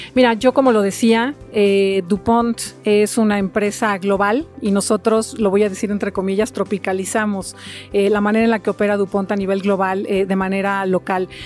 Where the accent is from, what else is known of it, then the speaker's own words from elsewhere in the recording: Mexico; yo en lo personal soy una mexicana de hueso colorado